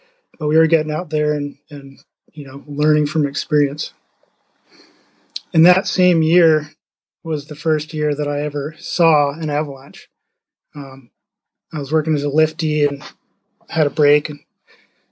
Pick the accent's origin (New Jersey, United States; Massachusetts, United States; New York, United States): New York, United States; upstate; now in Leavenworth, United States; I grew up in the Northeast in upstate New York